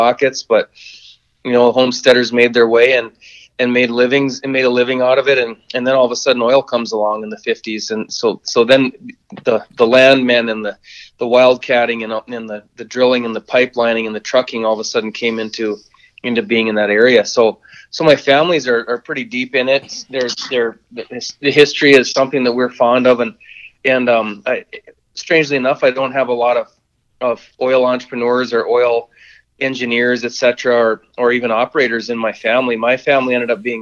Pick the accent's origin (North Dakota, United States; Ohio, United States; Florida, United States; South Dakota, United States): North Dakota, United States; Watford City; I'm originally from Watford City